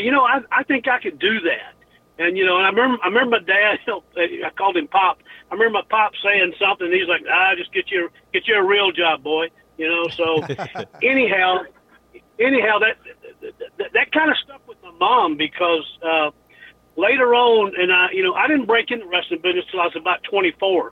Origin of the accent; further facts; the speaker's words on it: Bemis, Tennessee, United States; accent: redneck; I grew up in Bemis, Tennessee there